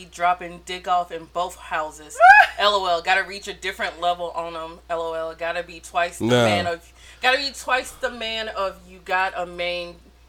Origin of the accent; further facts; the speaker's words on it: South Carolina, United States; I'm from South Carolina